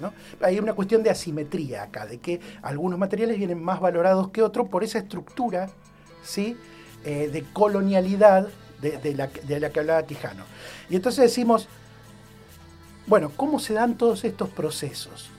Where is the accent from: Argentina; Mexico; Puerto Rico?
Argentina; cuando ibas a la escuela en Argentina